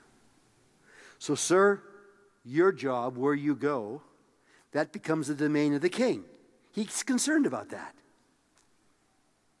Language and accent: English; Tisdale, Saskatchewan, Canada; moved away; I was raised in Tisdale, Saskatchewan.